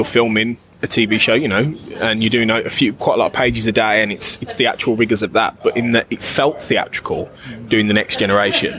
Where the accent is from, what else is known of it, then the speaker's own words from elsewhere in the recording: Birmingham, West Midlands, United Kingdom; Birmingham, which is where we are right now, which is my hometown